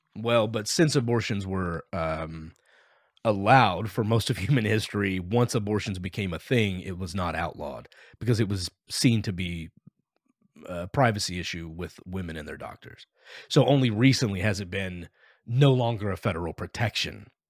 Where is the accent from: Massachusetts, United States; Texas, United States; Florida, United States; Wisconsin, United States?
Texas, United States; I grew up in Texas